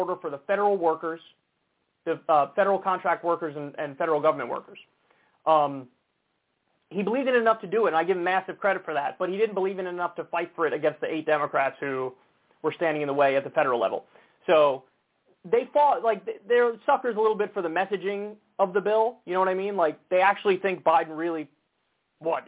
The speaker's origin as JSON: {"language": "English", "country": "United States", "tie": "born or raised there", "said": "I'm American. I was born here. My parents were born here"}